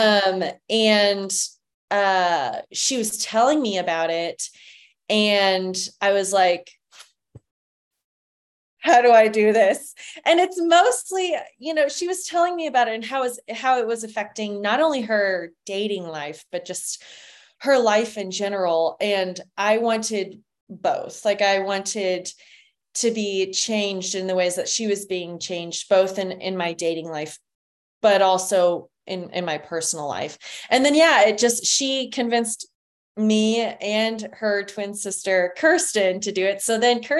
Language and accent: English; San Antonio, Texas, United States; now in Austin, United States; I am originally from San Antonio, Texas